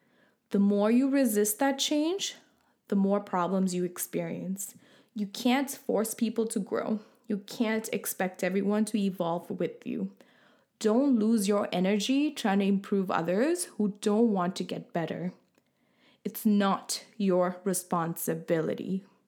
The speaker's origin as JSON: {"language": "English", "country": "Sri Lanka", "lives_now": "Canada", "said": "and then I'm from originally from Sri Lanka and now living in Canada."}